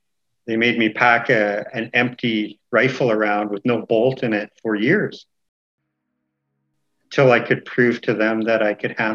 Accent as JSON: {"language": "English", "town": "Kamloops", "region": "British Columbia", "country": "Canada", "said": "I am from Tkamloops, just outside the city of Kamloops, BC."}